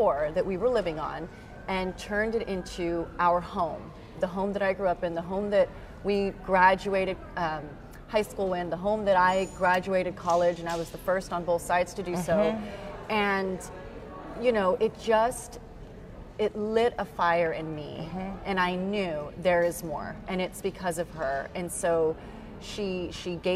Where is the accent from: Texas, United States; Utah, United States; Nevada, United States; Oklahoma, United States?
Texas, United States; San Antonio; moved away as an adult; also born or lived in Houston / Jackson, Mississippi / Boston; I grew up in South San Antonio, in a predominantly Hispanic population.